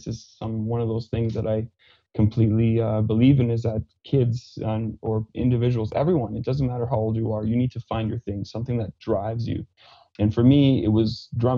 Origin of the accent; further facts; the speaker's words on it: Saskatchewan, Canada; accent: Fransaskois; first language French; English is a second language; now in Calgary, Canada; I grew up on a small farm half an hour east of Saskatoon in Saskatchewan, and grew up very sheltered, and speaking French is my first language.